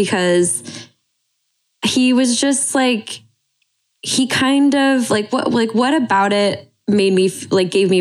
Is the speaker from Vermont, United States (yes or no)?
no; Montana, United States; growing up in Montana, I mean, my dad is like works with his hands.